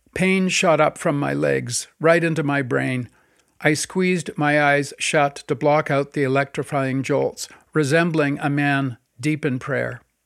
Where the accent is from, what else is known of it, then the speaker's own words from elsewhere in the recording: North Vancouver, British Columbia, Canada; my early days growing up in North Vancouver